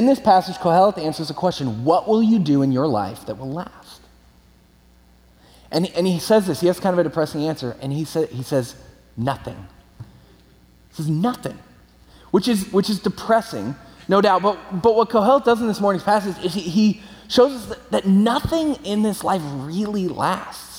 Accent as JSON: {"language": "English", "region": "California", "country": "United States", "said": "I'm from California, moved back to California"}